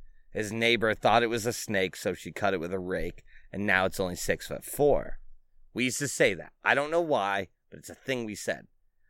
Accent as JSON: {"language": "English", "region": "North Carolina", "country": "United States", "tie": "born or raised there", "said": "You know what was an old school rhyme I had that I grew up in North Carolina."}